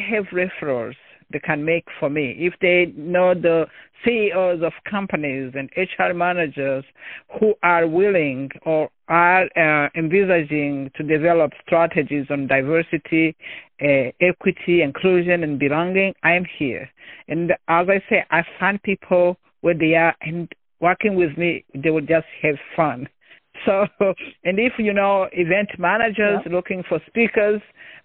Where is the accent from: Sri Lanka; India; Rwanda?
Rwanda; moved away as an adult; I'm originally from Rwanda